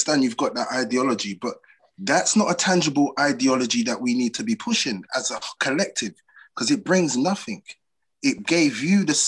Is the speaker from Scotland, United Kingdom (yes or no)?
no; London, United Kingdom; Well, I grew up in Deptford, New Cross